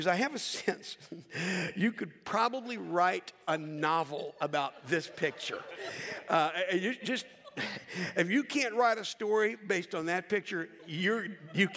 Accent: Charlotte, North Carolina, United States; growing up in Charlotte, North Carolina

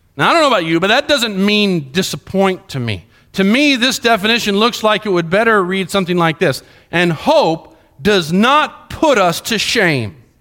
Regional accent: Colombia; moved away; When I grew up in Columbia, Columbia

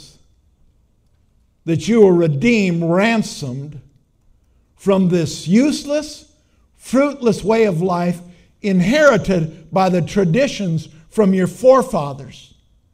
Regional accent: Minnesota, United States; I'm from Minnesota.

